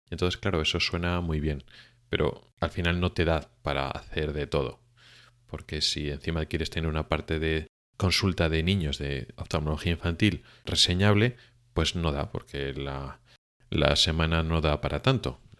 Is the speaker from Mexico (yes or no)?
no; Spain; now in Sweden; la mayoría de los oftalmólogos que venimos de España a Suecia